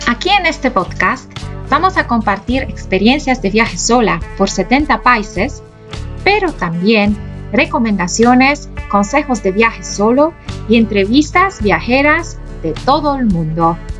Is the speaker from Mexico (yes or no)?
no; Poland; moved away as an adult; also born or lived in South America / Europe / Asia; now in China; Dejé mi país natal, Polonia, cuando tenía 18 años